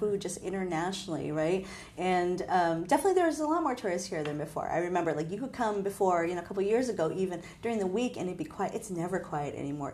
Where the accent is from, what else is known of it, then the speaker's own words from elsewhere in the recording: Hawaii, United States; I'm from Hawaii